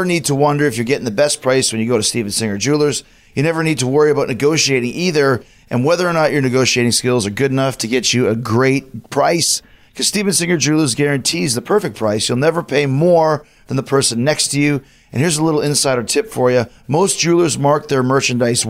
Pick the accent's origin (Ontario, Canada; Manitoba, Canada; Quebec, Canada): Manitoba, Canada; Winnipeg; growing up in Winnipeg, Canada